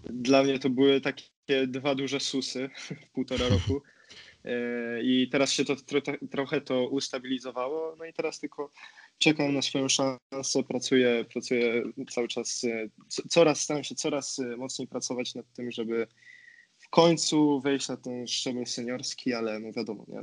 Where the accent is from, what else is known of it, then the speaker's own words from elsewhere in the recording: Poznań, Greater Poland, Poland; moved away as an adult; now in Bergamo, Italy; z Poznania jestem